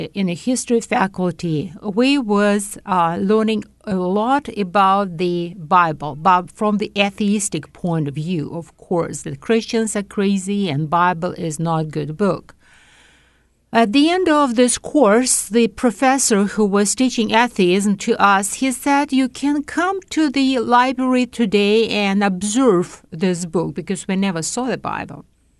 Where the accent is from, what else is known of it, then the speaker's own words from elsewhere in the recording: Tashkent, Uzbekistan; English is a second language; I was raised, I was born in Tashkent, Uzbekistan, and my parents and grandparents was living there.